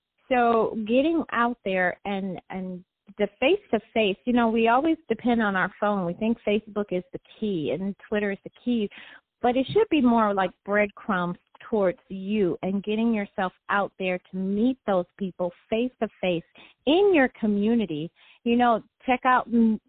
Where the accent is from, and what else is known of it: Detroit, Michigan, United States; born or raised there